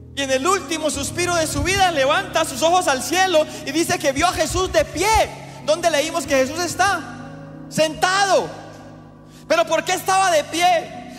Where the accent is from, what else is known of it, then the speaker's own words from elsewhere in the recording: Colombia; nuestro país